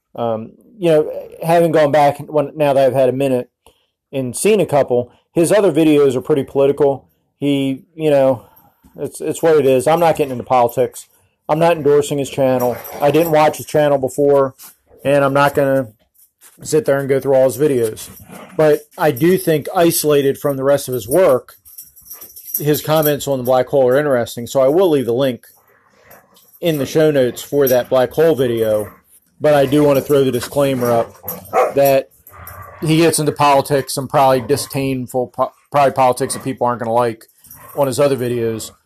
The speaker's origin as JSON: {"language": "English", "country": "United States", "said": "I'm an American"}